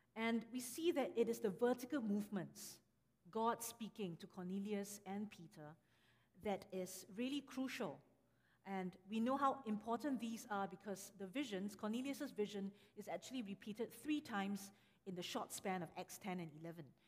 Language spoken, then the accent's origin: English; Singapore; moved away; I am from Singapore. And actually, I'm also from a, a Chinese church growing up